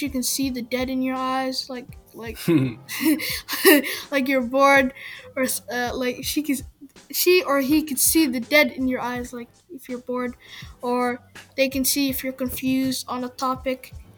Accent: Minnesota, United States; I'm from Minnesota, and I live in South Minneapolis, like around that area.

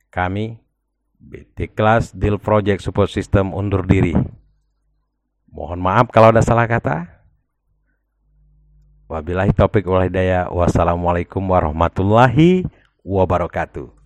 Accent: Palembang, South Sumatra, Indonesia

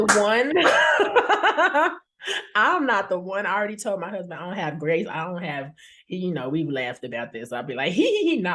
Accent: Tulsa, Oklahoma, United States; also born or lived in Chicago, Illinois; now in Chicago suburbs, Illinois, United States; I was born in Chicago and raised in Tulsa, Oklahoma

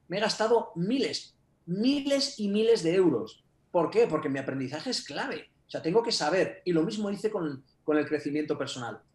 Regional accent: Castile and León, Spain; also born or lived in Japan; soy castellano, vivo en Burgos

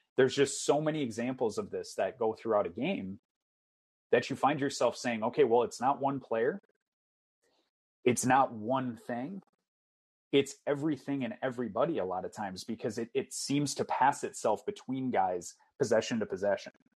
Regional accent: Minnesota, United States; You and I are born and raised in Minnesota

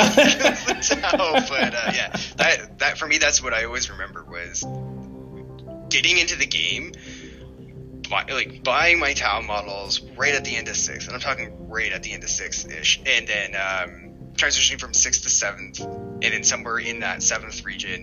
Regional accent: North Bay, Ontario, Canada; So I'm not really from Sudbury, right? I'm from North Bay

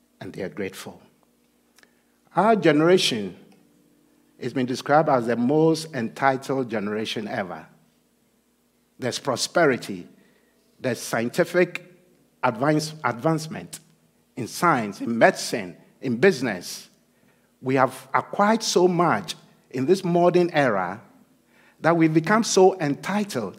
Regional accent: Ghana; moved away; I'm originally from Ghana

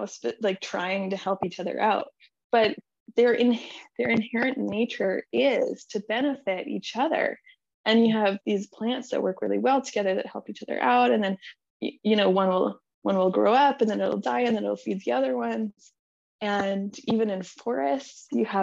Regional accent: Manitoba, Canada; I grew up in Manitoba, in Canada, and I grew up in a very conservative Christian community

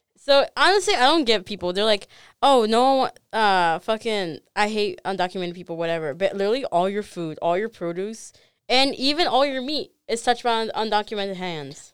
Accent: Chicago, Illinois, United States; I was born in Chicago

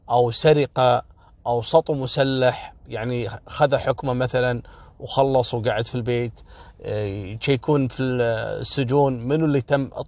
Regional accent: Kuwait; هذا الموضوع وصل لأعلى مستويات عندنا في الكويت

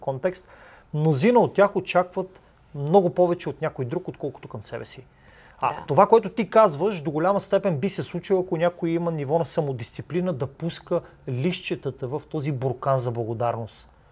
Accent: Bulgaria; ние като българи

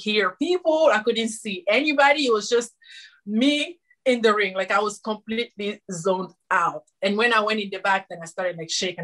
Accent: Guinea; moved away as an adult; now in United States; I am from Guinea, West Africa, like you said. And when I moved in the United States back in 2013

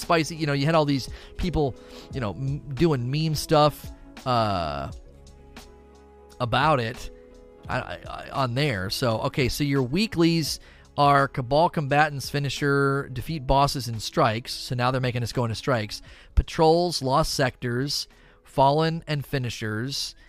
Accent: Canton, Ohio, United States; now in Kentucky, United States; I was born and raised in Canton, Ohio

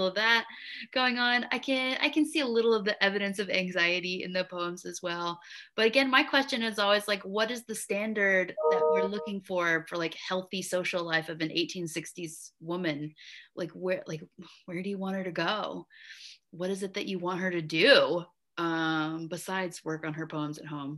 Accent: the South, United States; my southernness

